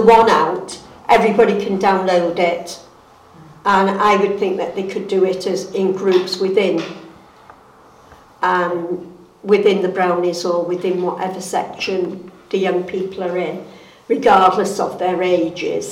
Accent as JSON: {"language": "English", "town": "Barnton", "region": "North West England", "country": "United Kingdom", "also_born_or_lived": "Grappenhall, Cheshire", "said": "I'm actually from Barnton, but I was born in Grappenhall, in Stockton Heath. So I am a local girl"}